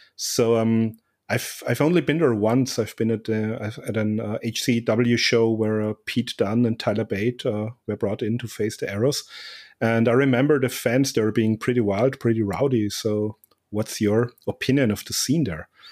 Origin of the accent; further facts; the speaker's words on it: Austria; my home country of Austria